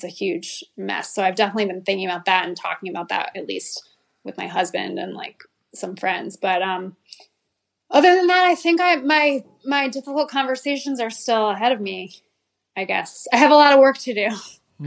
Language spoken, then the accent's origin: English; New Haven, Connecticut, United States; So I grew up in New Haven, Connecticut, and I went to public school my whole life.